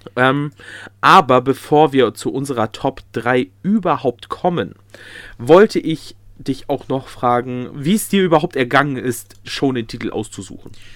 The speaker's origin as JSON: {"language": "German", "region": "North Rhine-Westphalia", "country": "Germany", "said": "bei uns in NRW, also da, wo ich herkomme"}